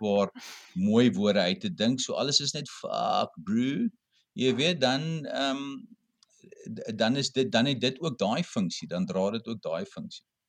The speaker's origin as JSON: {"language": "Afrikaans", "town": "Cape Town", "region": "Western Cape", "country": "South Africa", "said": "ek kom van die Kaap af"}